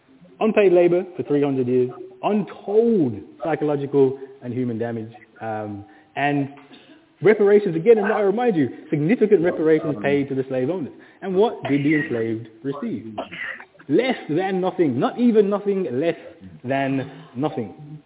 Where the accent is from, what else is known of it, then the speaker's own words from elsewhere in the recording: Birmingham, West Midlands, United Kingdom; I'm from Birmingham.